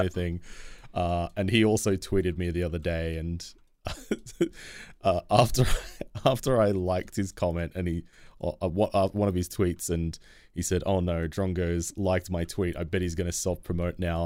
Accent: Australia; as an Australian

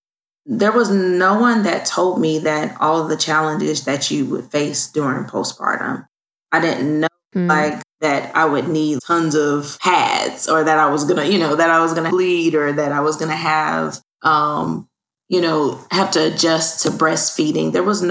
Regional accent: Fort Worth, Texas, United States; Well, I'm originally from Fort Worth, Texas. I come from a military background.

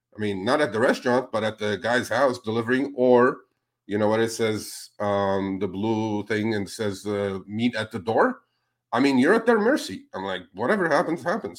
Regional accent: California, United States; I'm from California

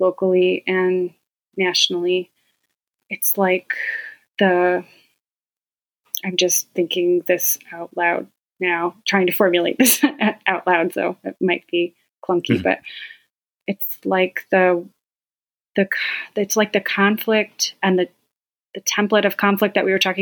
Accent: Auburn, New York, United States; I was born into a very Roman Catholic family in Auburn, New York, about an hour from here.

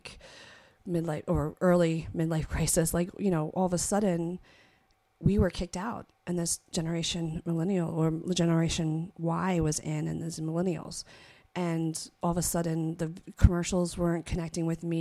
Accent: Philadelphia, Pennsylvania, United States; growing up in Philadelphia

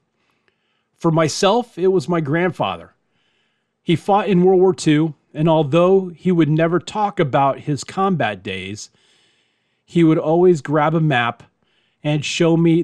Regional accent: Miami, Florida, United States; When I was growing up in Miami

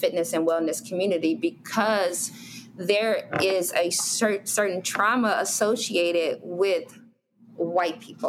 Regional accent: Chicago, Illinois, United States; I grew up on 61st in St. Lawrence or 63rd in, you know, King Drive.

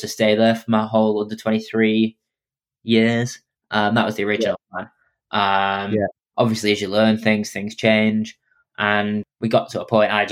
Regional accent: England, United Kingdom; being English

